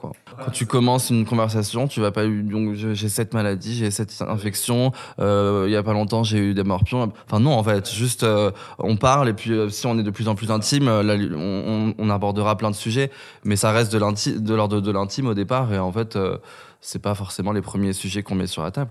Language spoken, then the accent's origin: French; Kabylie, Algeria; now in France; j'étais kabyle et que je venais d'Algérie